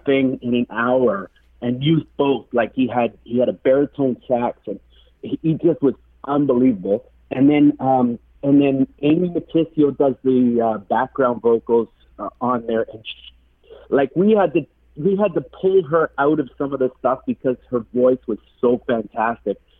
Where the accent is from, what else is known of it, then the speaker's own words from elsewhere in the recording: Manitoulin Island, Ontario, Canada; now in Toronto, Canada; Today I'm calling in from Toronto, but originally I'm from the Manitoulin Island up on up in Ontario.